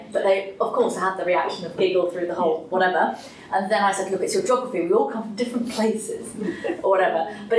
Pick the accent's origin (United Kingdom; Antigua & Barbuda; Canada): United Kingdom; South of England; accent: southern; I could never say castle, I had to say castle, because I come from the south